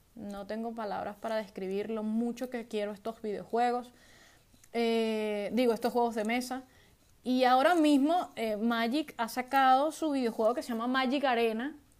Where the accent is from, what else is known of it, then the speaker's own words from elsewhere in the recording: Venezuela; now in Spain; soy de Venezuela